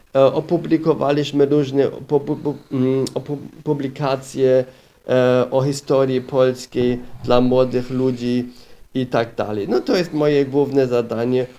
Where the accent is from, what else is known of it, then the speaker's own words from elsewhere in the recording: Regensburg, Bavaria, Germany; Polish is a second language; moved away as an adult; also born or lived in Opole, Poland; urodziłem się w Bawarii, w Regensburgu